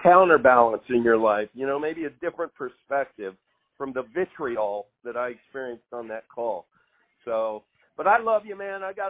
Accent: Kansas, United States; You know, I'm from Northwest Kansas. Northwest Kansans are known for one thing in the United States. We don't have any accent.

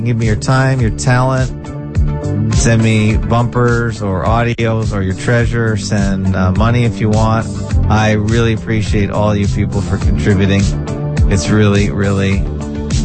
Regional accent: Canada; I'm a Canadian though, just in name only

